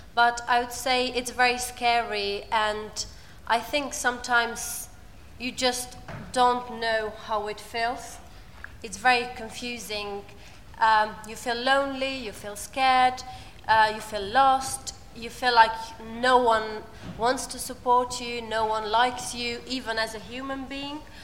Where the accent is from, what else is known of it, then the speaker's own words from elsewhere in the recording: Albania; English is a second language; moved away as an adult; now in United Kingdom; I come from Albania and I've been in the UK for about three years and a half.